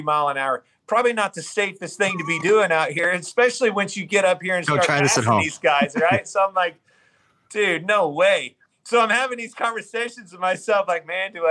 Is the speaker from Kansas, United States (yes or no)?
yes; Kansas, United States; growing up in Kansas